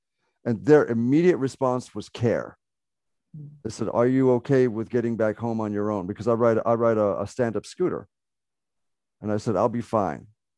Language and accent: English; Ireland; Oh yeah, just full disclosure, I am an Irish Muslim, so I have a tattoo right here on my deltoid that I will show to Donna.